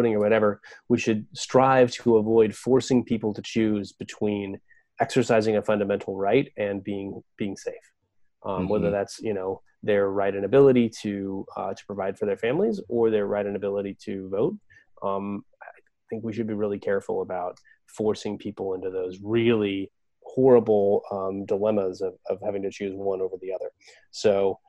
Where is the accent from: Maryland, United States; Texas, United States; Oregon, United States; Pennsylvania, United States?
Oregon, United States; now in Virginia, United States; I'm from Oregon